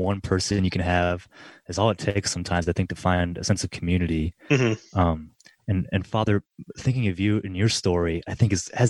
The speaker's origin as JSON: {"language": "English", "region": "Middle Tennessee", "country": "United States", "tie": "born or raised there", "said": "I grew up here in Middle Tennessee. I'm a recent graduate of Beaumont University"}